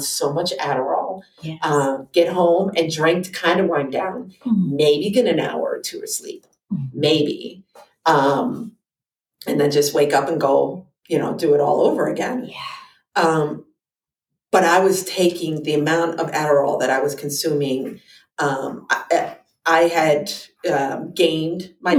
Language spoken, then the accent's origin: English; New Jersey, United States; moved away as an adult; now in Pennsylvania, United States; I'm from New Jersey